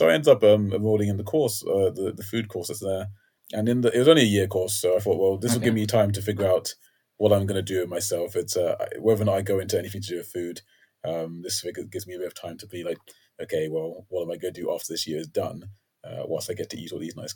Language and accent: English; London, United Kingdom; also born or lived in Bedford; I grew up in Crystal Palace